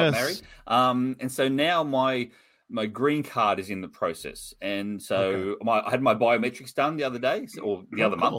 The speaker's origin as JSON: {"language": "English", "country": "Australia", "accent": "Australian", "said": "oh, I'm from Australia."}